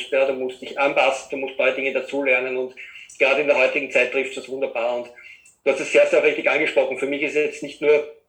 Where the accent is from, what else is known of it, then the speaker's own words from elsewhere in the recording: Vienna, Austria; ich komme aus Österreich, aus dem Raum Wien.